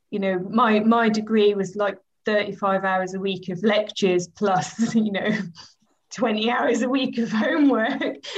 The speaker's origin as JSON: {"language": "English", "town": "Norwich", "region": "East of England", "country": "United Kingdom", "tie": "born or raised there", "also_born_or_lived": "Peterborough", "said": "I was born in Norwich, but my parents moved to Peterborough when I was about 8 months old and we were there until I was 10 and then we moved back to Norwich."}